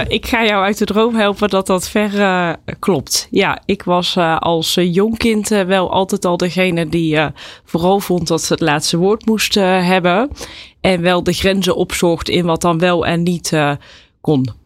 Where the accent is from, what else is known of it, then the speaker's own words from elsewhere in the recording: Dongen, North Brabant, Netherlands; Ik ben opgegroeid in Dongen